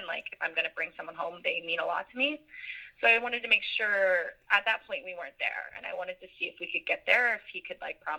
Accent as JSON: {"language": "English", "town": "Virginia Beach", "region": "Virginia", "country": "United States", "tie": "born or raised there", "said": "I live in Virginia Beach, or that's my hometown"}